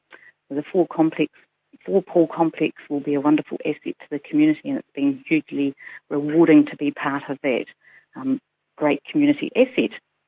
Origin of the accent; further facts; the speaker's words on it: Mosgiel, Otago, New Zealand; also born or lived in Allanton; I grew up in Allenton and moved to Mosgiel as a teen, completed my education at Tyree High School and then went on to Otago University. Have pretty much lived in the Mosgiel area all my life.